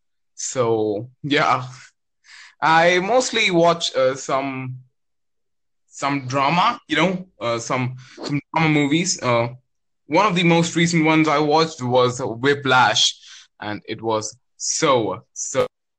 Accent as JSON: {"language": "English", "country": "India", "said": "I'm from India."}